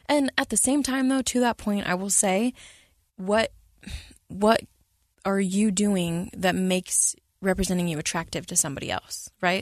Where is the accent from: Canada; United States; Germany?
United States; San Antonio, Texas; when I was a kid, I grew up in San Antonio, Texas